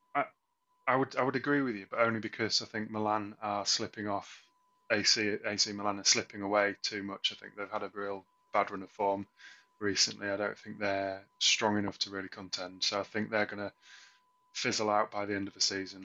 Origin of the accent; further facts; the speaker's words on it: England, United Kingdom; as an Englishman